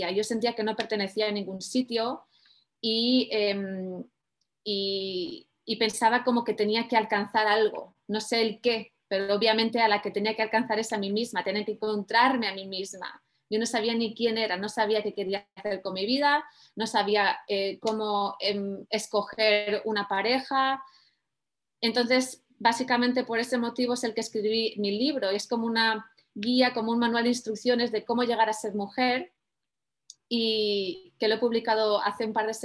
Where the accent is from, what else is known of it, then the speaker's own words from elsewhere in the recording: Mediterranean, Spain; also born or lived in Tarragona / Barcelona / Valencia; Me mudé varias veces, pero crecí, nací crecí en el Mediterráneo, en España, entre Tarragona, Barcelona, Valencia, un saludo para los que nos estén viendo desde allí.